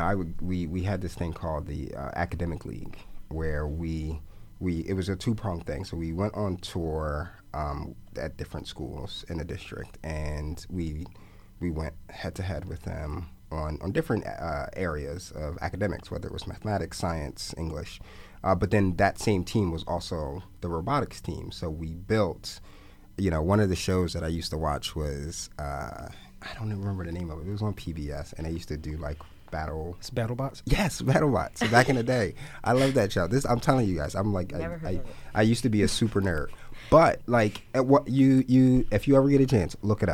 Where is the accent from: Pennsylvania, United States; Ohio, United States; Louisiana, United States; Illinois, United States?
Pennsylvania, United States; Philadelphia; I grew up in West Philly, so I was at the Haverford Branch Library all the time near Haddington